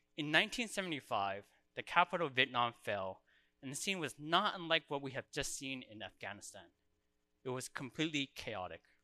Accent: Orange County, California, United States; now in Canada; I was born in Orange County, California.

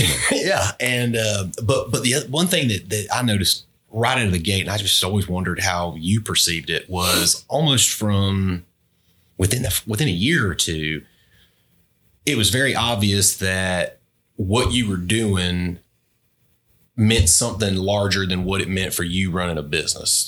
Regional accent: Albany, United States; growing up in Albany together

